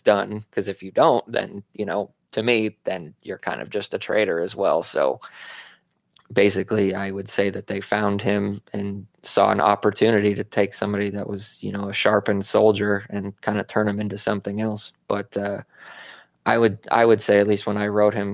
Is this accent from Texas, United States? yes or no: no; Arizona, United States; I grew up in Arizona